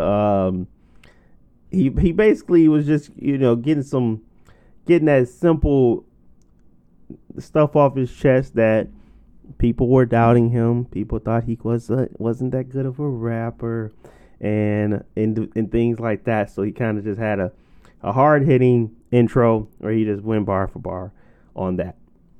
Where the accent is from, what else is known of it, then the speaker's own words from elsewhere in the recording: Detroit, Michigan, United States; Yeah, The Baddest had to be it because I'm from Detroit natively